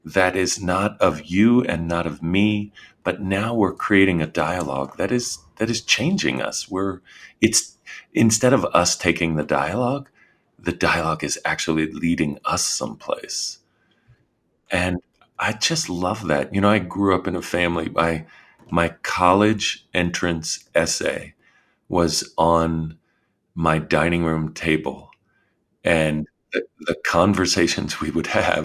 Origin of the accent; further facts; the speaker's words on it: Washington, District of Columbia, United States; I grew up in Washington, D.C., and I was the third of four kids.